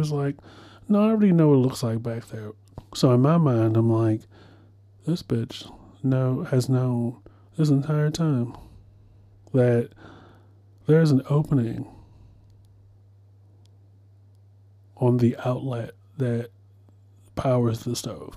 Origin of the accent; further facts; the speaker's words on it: Baltimore, Maryland, United States; moved away; I'm from Baltimore